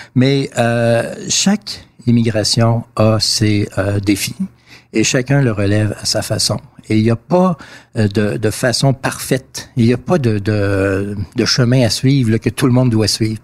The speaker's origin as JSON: {"language": "French", "town": "Quebec City", "region": "Quebec", "country": "Canada", "tie": "born or raised there", "said": "Je suis né au Canada, je suis fier d'être Canadien"}